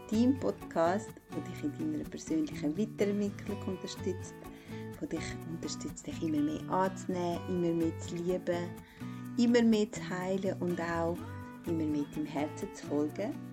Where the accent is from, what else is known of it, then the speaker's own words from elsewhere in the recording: Kosovo; now in Switzerland; ich bin eigentlich von Kosovo in die Schweiz gekommen und das war wie so abrupt.